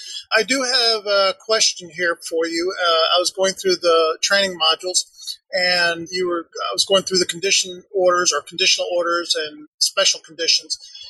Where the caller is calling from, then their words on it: Woodstock, Georgia, United States; I'm from Woodstock, Georgia.